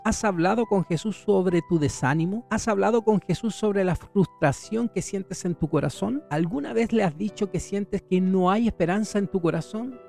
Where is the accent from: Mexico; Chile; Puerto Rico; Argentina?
Chile; En mi país, que es Chile